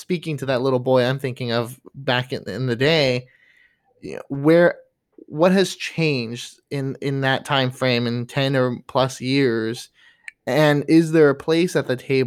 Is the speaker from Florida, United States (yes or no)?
yes; Florida, United States; I grew up in Florida